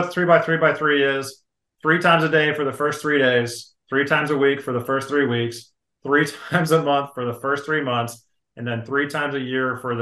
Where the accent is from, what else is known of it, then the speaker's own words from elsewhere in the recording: Grand Junction, Colorado, United States; moved away; my hometown in Grand Junction, Colorado